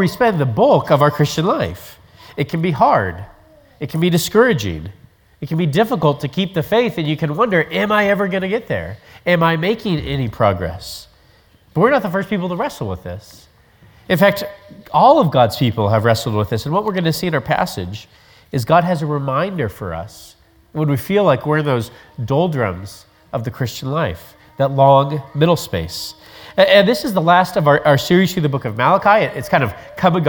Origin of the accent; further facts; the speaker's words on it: Colorado, United States; Growing up in Colorado